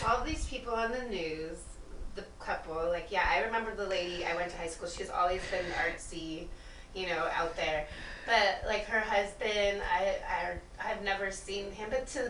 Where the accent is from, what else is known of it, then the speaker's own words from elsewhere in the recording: Whittier, California, United States; lot of tweakers in Whittier. Let me tell you, and I'm from Whittier.